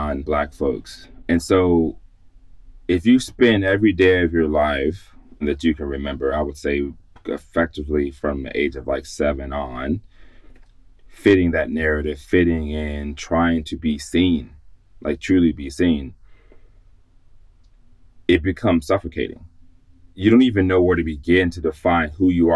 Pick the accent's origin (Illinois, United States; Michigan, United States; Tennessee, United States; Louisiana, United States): Illinois, United States; Chicago; moved away as an adult; now in Boston, United States; I'm a Midwestern boy. If you call my phone number, you'll see that it's from Chicago.